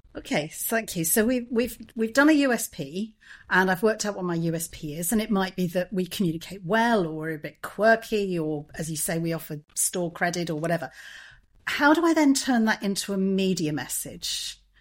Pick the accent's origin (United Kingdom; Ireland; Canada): United Kingdom; England; I'm English